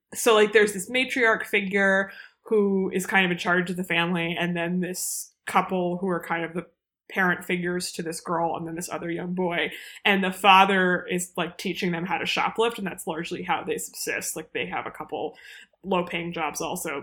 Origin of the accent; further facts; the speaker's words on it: United States; as an American who doesn't know very much about Korea